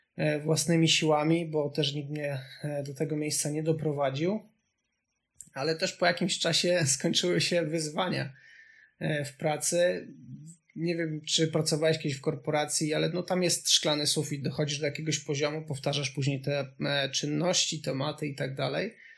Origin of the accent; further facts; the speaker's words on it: Subcarpathian Voivodeship, Poland; moved away as an adult; also born or lived in Kraków; ja pochodzę z bardzo małej miejscowości z Podkarpacia